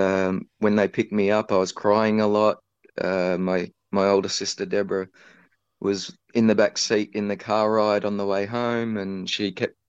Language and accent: English; Ferntree Gully, Victoria, Australia; I was put into a temporary foster home in Ferntree Gully